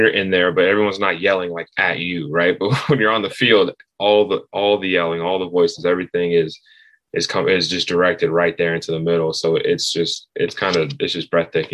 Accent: Knoxville, Tennessee, United States; I grew up in Knoxville, grew up coming to games

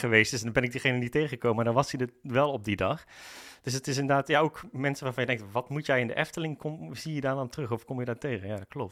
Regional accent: North Brabant, Netherlands; moved away as an adult; now in Amersfoort, Netherlands; ik kom zelf oorspronkelijk uit Brabant. Daar heb ik eigenlijk het grootste gedeelte van mijn leven gewoond

